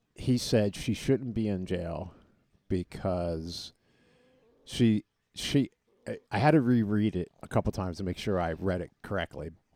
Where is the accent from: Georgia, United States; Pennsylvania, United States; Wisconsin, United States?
Pennsylvania, United States; Collegeville; we're all from the Collegeville area